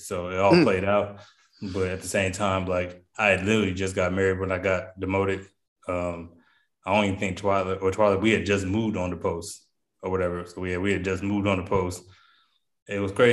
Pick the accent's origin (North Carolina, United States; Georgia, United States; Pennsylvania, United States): Pennsylvania, United States; I grew up in Pennsylvania